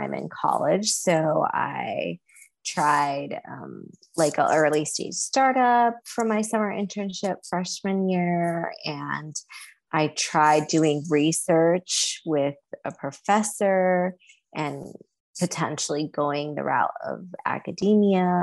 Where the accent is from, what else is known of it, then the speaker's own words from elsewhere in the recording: Southern California, United States; also born or lived in China; being born in China and growing up in Southern California